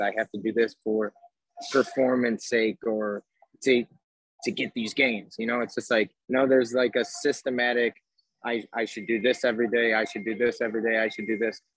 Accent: Chicago, Illinois, United States; I'm from Chicago

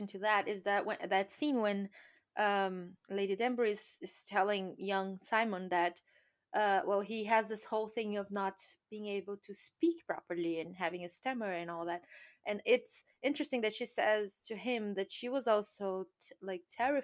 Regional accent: Brazil; now in United Kingdom; I come from Brazil

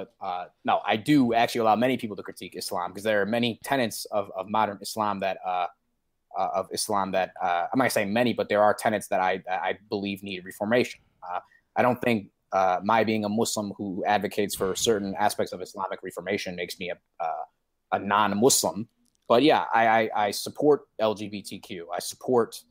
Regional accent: Detroit, Michigan, United States; went to a Catholic school, actually, University of Detroit Jesuit High School and Academy in Detroit

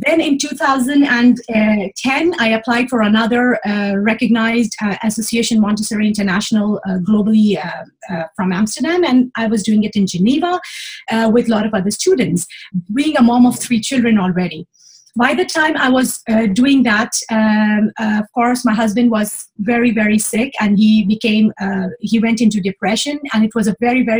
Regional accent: Pakistan; moved away as an adult; now in Switzerland; I came from Pakistan

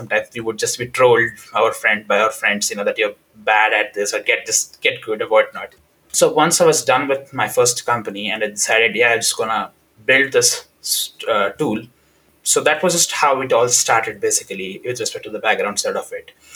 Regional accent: India; moved away as an adult; now in United Kingdom; I come from India

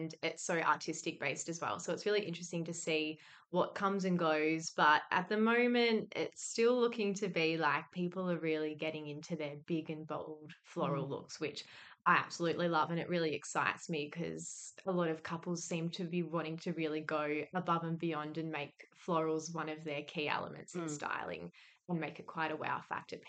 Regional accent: Victoria, Australia; moved away as an adult; also born or lived in Melbourne; now in Perth, Australia; I'm originally from Victoria

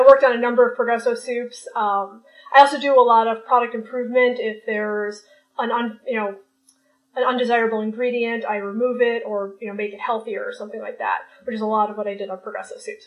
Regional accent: Jersey City, New Jersey, United States; I am from Jersey City, New Jersey

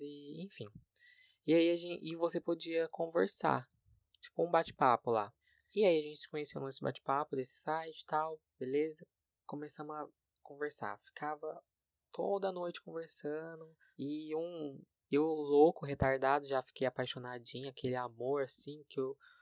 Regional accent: Brazil; eu sou brasileiro

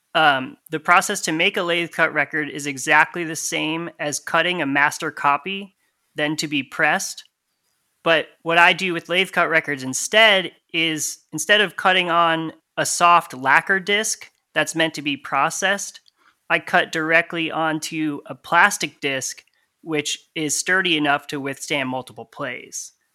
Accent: Connecticut, United States; moved away as an adult; also born or lived in Massachusetts; now in Tallahassee, United States; I actually grew up in the center of Connecticut

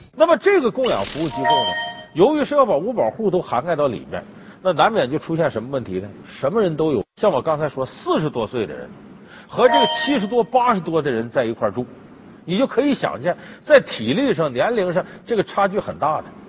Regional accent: Lanxi, Heilongjiang, China; 离我的出生地黑龙江省莱西县很近

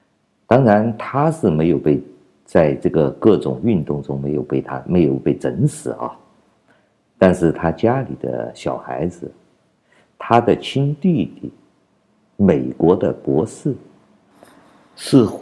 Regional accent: China; 你们没有像我们中国人一样跪倒在这个老胖子面前，你们就不配做奴隶的。你们和我们中国人永远都没有平起平坐的资格的，因为我们都是跪倒在地上的。

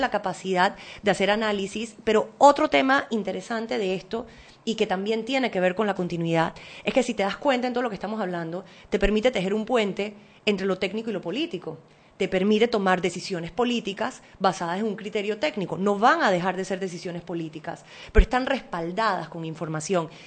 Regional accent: Panama; como panameña

